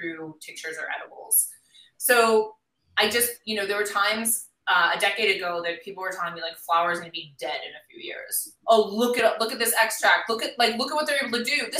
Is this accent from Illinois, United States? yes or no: no; Milwaukee, Wisconsin, United States; I grew up in Milwaukee, Wisconsin